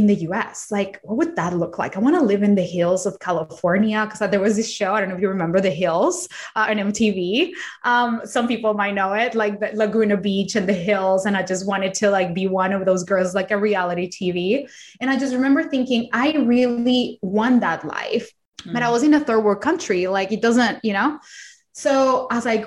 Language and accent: English; Colombia; English is a second language; also born or lived in Australia; now in United States; I am not from America. I did not grow up here. I did not speak English when I was little. I was born in Colombia, in a third world country in South America